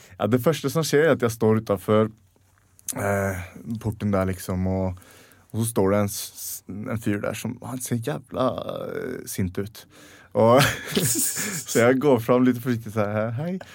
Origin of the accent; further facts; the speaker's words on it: Sweden; moved away as an adult; now in Norway; hjemme i Sverige